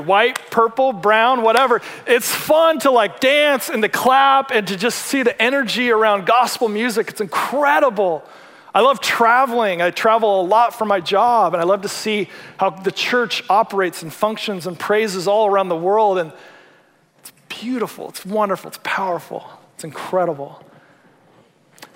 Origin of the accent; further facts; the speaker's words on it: Seattle, Washington, United States; I'm from the Seattle area